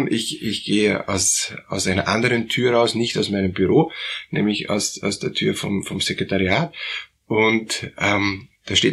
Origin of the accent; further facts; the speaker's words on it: Germany; Und naja, ich bin aus Deutschland und ich weiß, dass Kehlheimer Fliesen ist eine der besten Fliesen